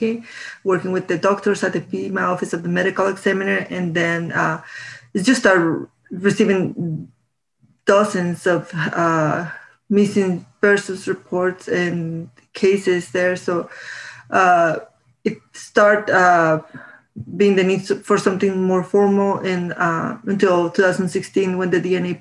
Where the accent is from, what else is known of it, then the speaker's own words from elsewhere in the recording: Guatemala; moved away as an adult; now in Tucson, United States; I am originally from Guatemala. I moved to the U.S. in 2016